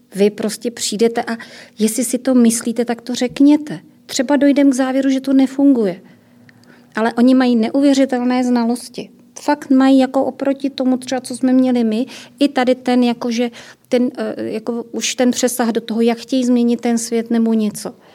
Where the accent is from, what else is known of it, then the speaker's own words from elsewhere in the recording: Ostrava region, Moravian-Silesian Region, Czechia; já jsem z Ostravska